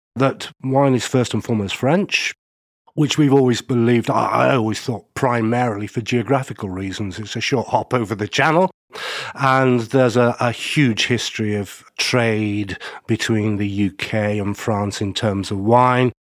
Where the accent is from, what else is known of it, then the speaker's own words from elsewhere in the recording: Stockport, North West England, United Kingdom; I grew up in a place called Stockport, which you'll never have heard